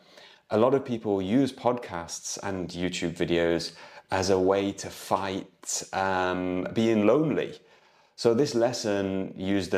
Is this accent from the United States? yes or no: no; United Kingdom; moved away as an adult; now in Lisbon, Portugal; I'm an English tutor from the UK